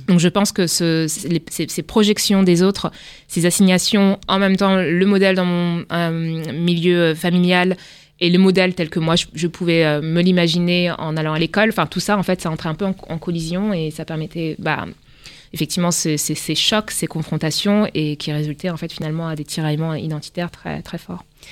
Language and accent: French; Le Havre, Normandy, France; also born or lived in Rouen; je suis née au Havre, donc en Haute-Normandie